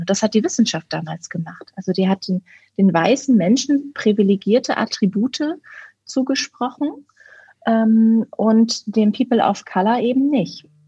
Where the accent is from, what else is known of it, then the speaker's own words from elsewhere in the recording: Berlin, Germany; ich komme ja aus Berlin